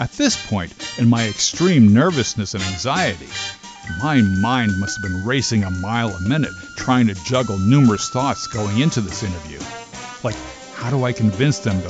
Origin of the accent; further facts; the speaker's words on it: Linden, New Jersey, United States; Coming from my hometown of Linden up in northern New Jersey